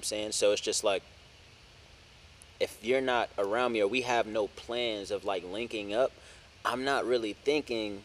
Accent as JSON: {"language": "English", "town": "New York City", "region": "New York", "country": "United States", "tie": "born or raised there", "moved": "yes", "said": "I moved away from New York"}